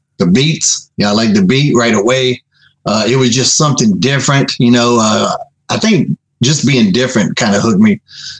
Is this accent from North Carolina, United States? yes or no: yes; a little town outside of Raleigh, North Carolina, United States; also born or lived in Charlotte, North Carolina; A little town outside of Raleigh, North Carolina.